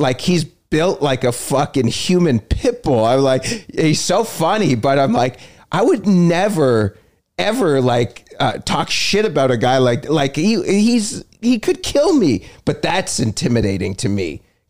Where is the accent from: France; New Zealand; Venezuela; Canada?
Canada; Toronto, Ontario; Toronto, downtown Toronto.